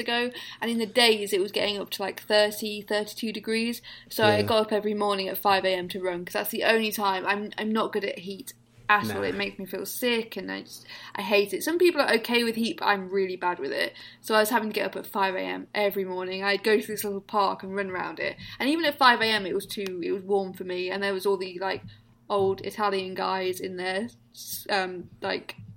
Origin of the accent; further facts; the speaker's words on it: East Midlands, United Kingdom; I'm the Beast from the East Midlands